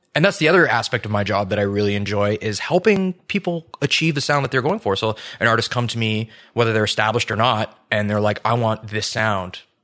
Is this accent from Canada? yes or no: yes; St. Catharines, Ontario, Canada; born or raised there; moved away as an adult; also born or lived in Calgary; now in Ottawa, Canada